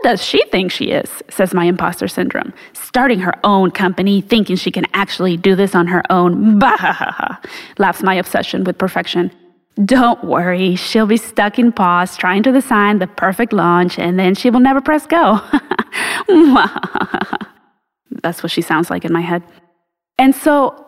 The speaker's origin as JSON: {"language": "English", "country": "Mexico", "moved": "yes", "lives_now": "United States", "said": "the longer I live here in the United States, the more disconnected I feel from Mexico"}